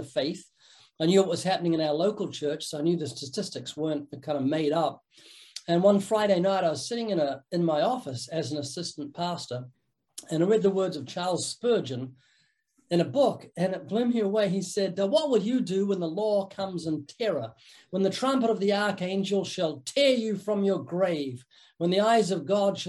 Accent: New Zealand; moved away as an adult; also born or lived in Christchurch, New Zealand; now in Southern California, United States; I'm from the South Island, which we call the mainland, kind of jokingly

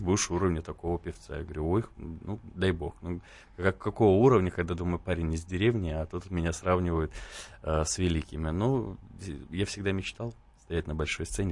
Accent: Belarus; Даже я белорус

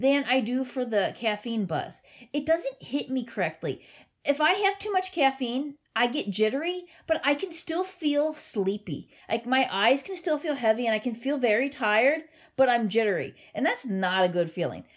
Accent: Cincinnati, Ohio, United States; born or raised there

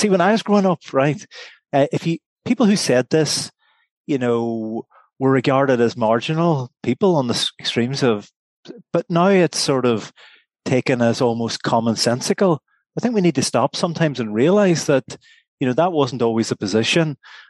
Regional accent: Derry, Northern Ireland, United Kingdom; I was born in September 1970 in Derry. Born and bred in Derry

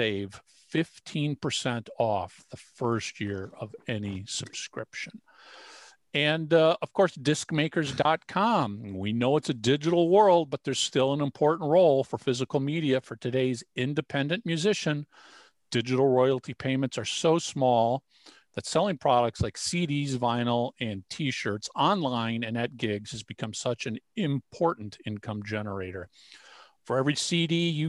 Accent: Minnesota, United States; And I was born and raised in Minnesota.

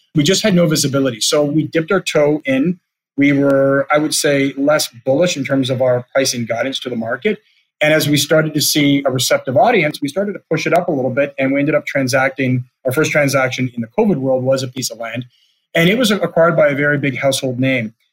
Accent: Canada; as a Canadian

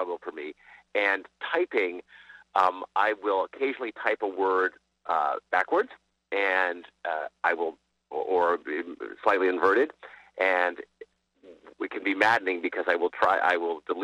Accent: Brookline, Massachusetts, United States; I grew up in Brookline, Massachusetts, at Chestnut Hill

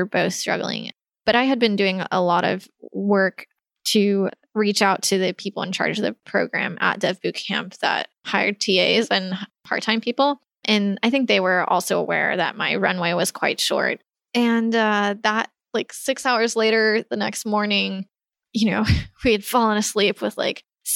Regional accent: Texas, United States; moved away as an adult; now in San Francisco, United States; I was from Texas

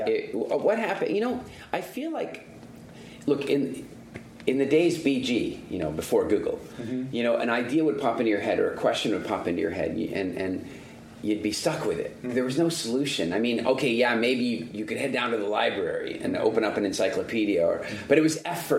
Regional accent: South Africa; I'm into conservation, and I'm originally from South Africa, so I had this, like, you know, deep-seated curiosity and interest in all things nature conservation.

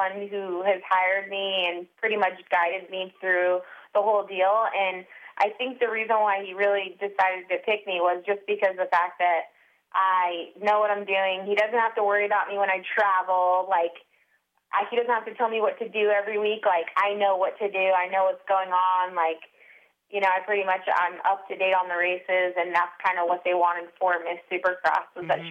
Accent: Murrieta, California, United States; I'm from Murrieta, California

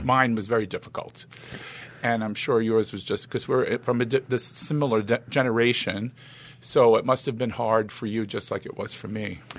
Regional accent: New York City, New York, United States; accent: East Coast; I was born in Brooklyn.

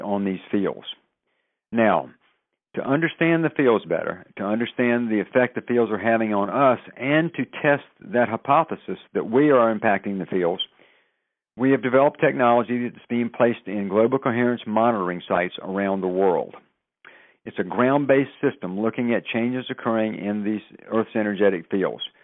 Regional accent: the South, United States; moved away; I'm originally from the South

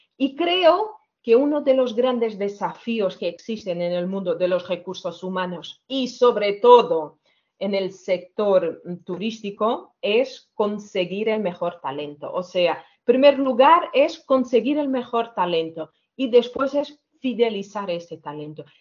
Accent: Portugal; Spanish is a second language; moved away as an adult; now in Barcelona, Spain; yo soy portuguesa, llevo 17 años aquí en, España, en Barcelona

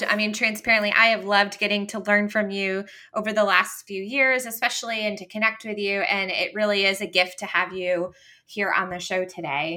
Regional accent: Rochester, New York, United States; Rochester, New York, which I love because we've talked about that's my hometown

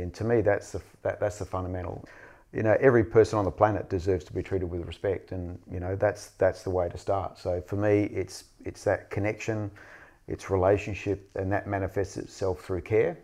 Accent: Western Australia, Australia; I grew up in Western Australia, I grew up in the seventies

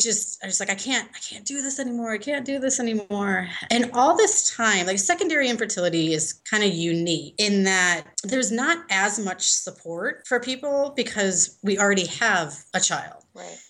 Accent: Chicago, Illinois, United States; moved away as an adult; also born or lived in New Zealand; now in Denver, United States; I'm originally from Chicago

